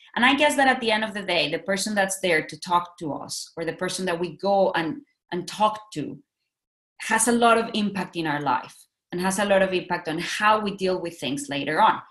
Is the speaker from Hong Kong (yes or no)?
no; Mexico; moved away as an adult; also born or lived in Singapore; now in Tokyo, Japan; I'm from Mexico. I have worked in Mexico, Singapore, now I'm in Tokyo.